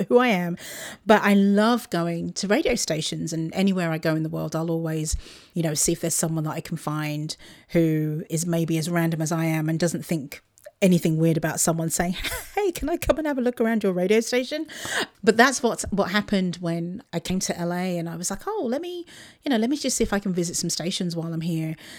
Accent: Luton, East of England, United Kingdom; moved away; Luton, which is my, my hometown, just outside of London

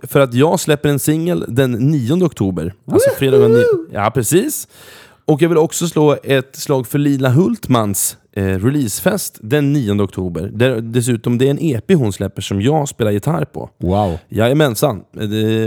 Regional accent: Norrköping, Östergötland, Sweden; moved away; samma gata där jag är uppvuxen

